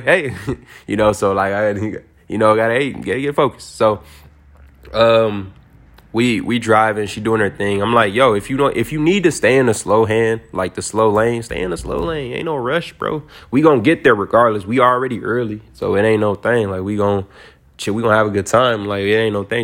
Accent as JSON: {"language": "English", "town": "Detroit", "region": "Michigan", "country": "United States", "said": "I'm from Detroit"}